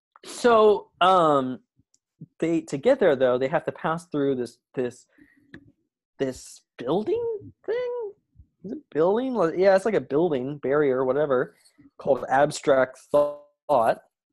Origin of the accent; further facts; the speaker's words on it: Canada; I'm Canadian.